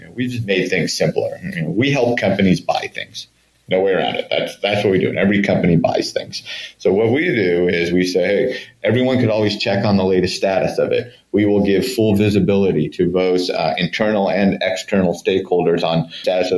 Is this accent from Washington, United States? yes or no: no; Bay Area, California, United States; growing up on the West Coast and in the Bay Area